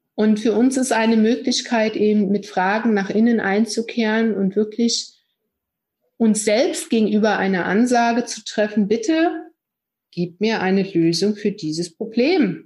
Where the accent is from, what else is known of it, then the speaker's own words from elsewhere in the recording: East Germany, Germany; ich bin ja auch so ein Kind aus der DDR